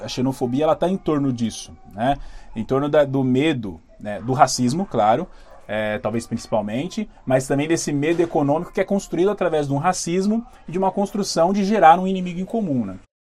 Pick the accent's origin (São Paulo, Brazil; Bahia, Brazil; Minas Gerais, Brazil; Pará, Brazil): São Paulo, Brazil; a gente é aqui de São Paulo